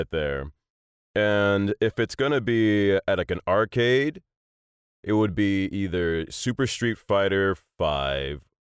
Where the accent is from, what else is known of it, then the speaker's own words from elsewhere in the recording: Annapolis, Maryland, United States; born there; My dad at the time was a lieutenant commander in the U.S. Navy. I was born in Annapolis, and he was on the eye when I was born.